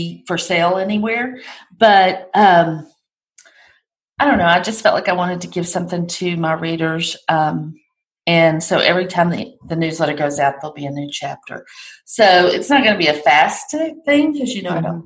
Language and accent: English; the South, United States; accent: Southern